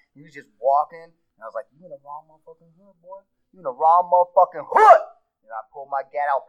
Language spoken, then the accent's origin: English; Harlem, New York, United States; I'm from Harlem, New York.